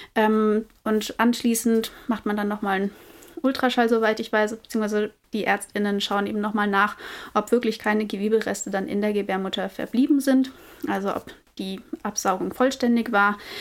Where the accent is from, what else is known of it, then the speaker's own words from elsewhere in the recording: Germany; bei uns in Deutschland